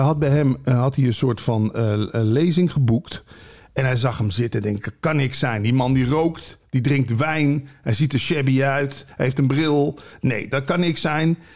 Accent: Limburg, Netherlands; moved away; ik kom uit Limburg dan oorspronkelijk

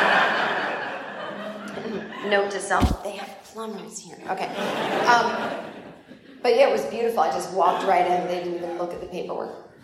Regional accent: United States; also born or lived in New York / Los Angeles

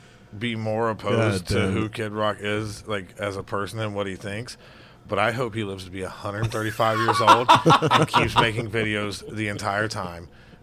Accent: Alabama, United States; moved away; I was from Alabama

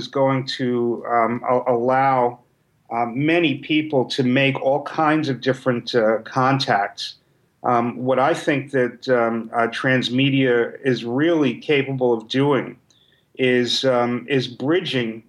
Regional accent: New York City, New York, United States; I was a kid from New York City that wasn't around many other nerds and geeks.

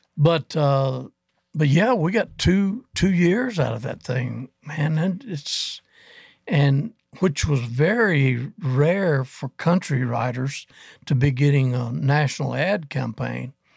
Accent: Athens, Alabama, United States; We were in Huntsville, Alabama area, in Athens. I'm from Athens.

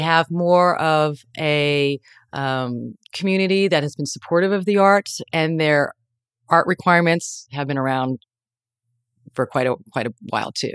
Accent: New York, United States; now in San Francisco, United States; I'm from New York

